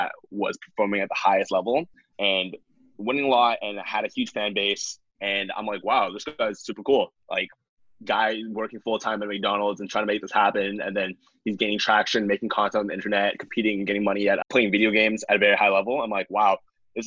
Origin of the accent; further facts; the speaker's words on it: Toronto, Ontario, Canada; Born and raised in Toronto, and that's where I am right now